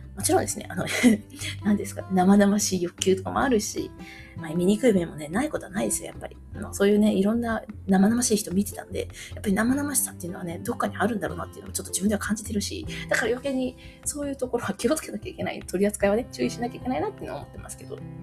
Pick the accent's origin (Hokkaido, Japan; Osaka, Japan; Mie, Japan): Mie, Japan; moved away as an adult; now in Tokyo, Japan; 私三重県出身なんですけど、まあ、三重って言ってもね、田舎。